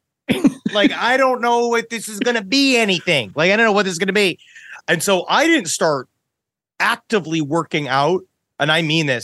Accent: New York City, New York, United States; I was just straight born in Queens, New York.

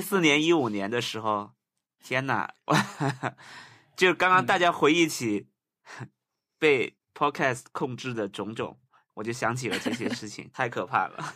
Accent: Guangdong, China; 作为一个广东人太喜欢喝汤了

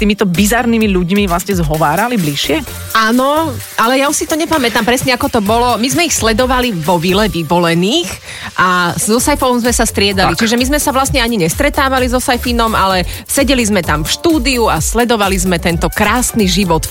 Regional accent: Bratislava, Bratislava Region, Slovakia; ja som bola z prievozu

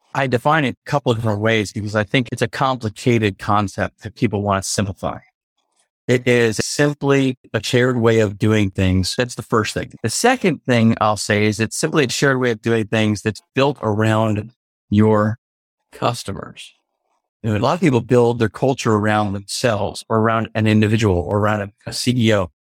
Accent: United States; also born or lived in New York / Connecticut / Maryland; now in Memphis, United States; I was born in New York, grew up in Connecticut and Maryland, D C area

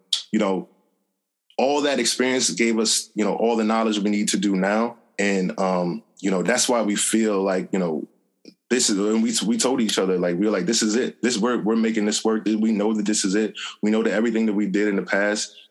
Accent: Montclair, New Jersey, United States; I grew up in Montclair, New Jersey.

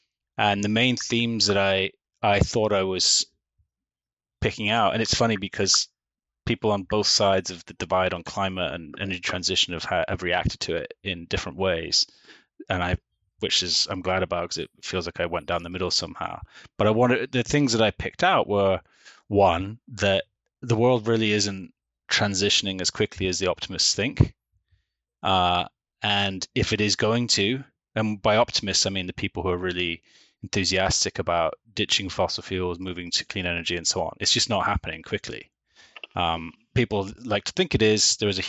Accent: Manchester, North West England, United Kingdom; born there; So I was born in Manchester in the north of England. I'm a true northerner.

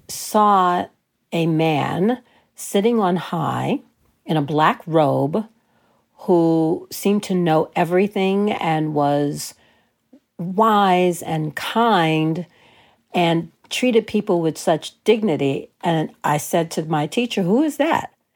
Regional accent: New York City, New York, United States; I grew up in New York City, so we, we call that elementary school.

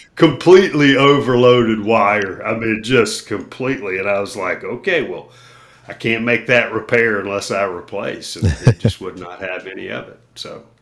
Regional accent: Myrtle Beach, South Carolina, United States; my hometown, or close to my hometown in Myrtle Beach

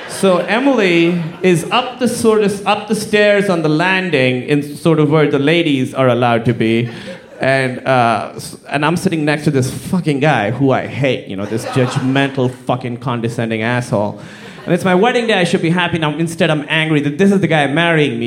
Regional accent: Pakistan; moved away; I'm from Pakistan, like I said, very conservative Muslim fa- family

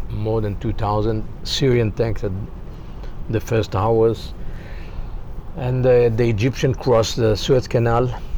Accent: Rishon LeZion, Central District, Israel; also born or lived in Haifa, Israel; I born in Israel, 1951. Educated in uh, Rishon LeZion elementary school, and later moved to Haifa from ah. 14 to 18

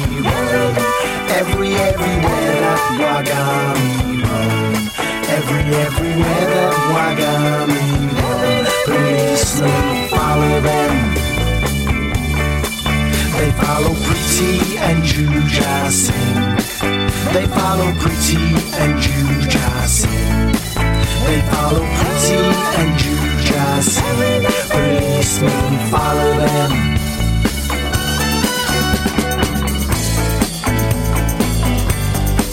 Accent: Wolverhampton, West Midlands, United Kingdom; I'm from Wolverhampton. Powellism was from Wolverhampton, so I sort of grew up in the light of Powellism

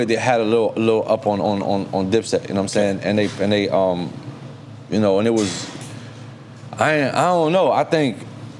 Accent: New York City, New York, United States; I'm from the Bronx, okay. You know what I'm saying? I'm from the Bronx

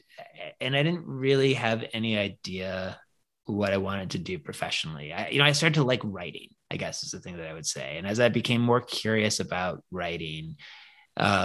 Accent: Newton, Massachusetts, United States; I grew up in Newton, which is like one of the, like the first ring of Western suburbs outside

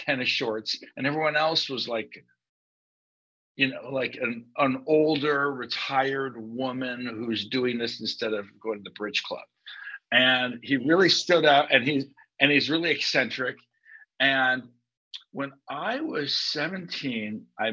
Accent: Los Angeles, California, United States; I grew up in Encino, California

